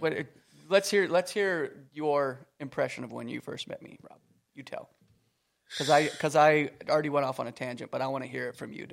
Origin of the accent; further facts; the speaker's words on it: Canada; moved away; I was from Canada